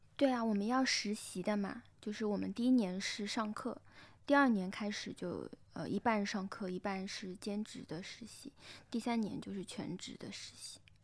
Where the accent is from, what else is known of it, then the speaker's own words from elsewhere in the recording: Shanghai, China; also born or lived in Taipei, Taiwan; 我是长在那个上海老弄堂里面的